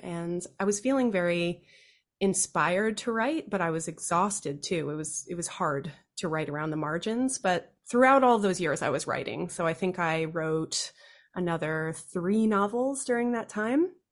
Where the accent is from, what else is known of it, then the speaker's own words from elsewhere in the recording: D.C., Virginia, United States; I grew up in the U S of A outside of Washington, D C. I grew up mostly in Virginia